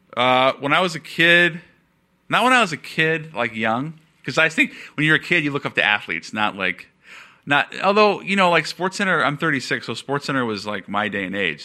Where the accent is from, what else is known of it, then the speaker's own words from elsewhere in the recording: Seattle, Washington, United States; I'm from Seattle